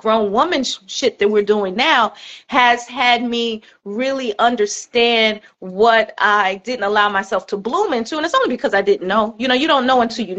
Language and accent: English; Chicago, Illinois, United States; So I was born in Chicago. My mother was from the south side of Chicago. My father was from Liberia, West Africa.